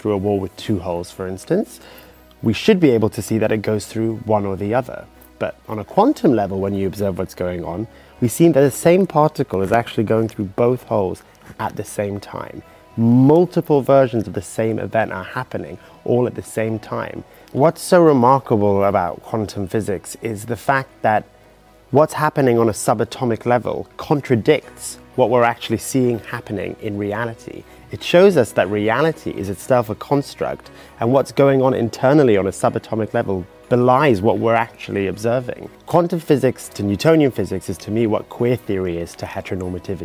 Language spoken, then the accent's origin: English; United Kingdom; also born or lived in Iraq; I'm British Iraqi, gay, non-binary and also identify as Muslim.